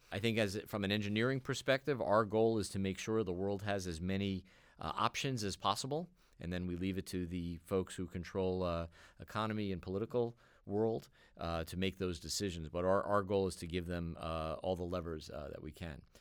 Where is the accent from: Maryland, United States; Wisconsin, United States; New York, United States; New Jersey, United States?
New York, United States; I grew up in New York